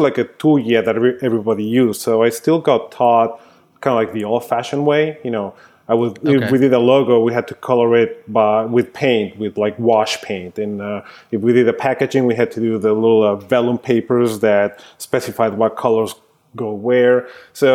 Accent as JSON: {"language": "English", "region": "Mexico City", "country": "Mexico", "tie": "born or raised there", "also_born_or_lived": "New York", "moved": "as an adult", "lives_now": "Austin, United States", "said": "I grew up in Mexico City. So I was there until I finished college, which was 1999"}